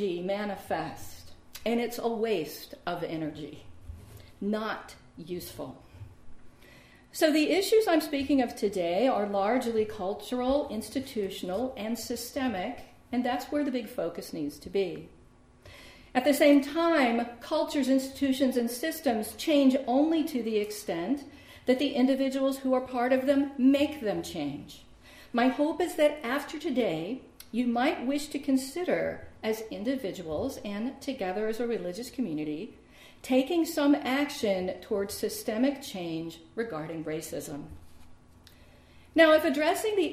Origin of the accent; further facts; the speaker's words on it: Richmond, Virginia, United States; I grew up in Richmond, Virginia, which has for decades been a majority African-American city